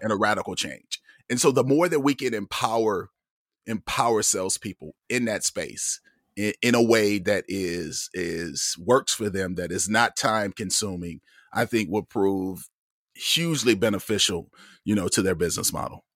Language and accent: English; Toledo, Ohio, United States; moved away; I'm from Toledo, Ohio originally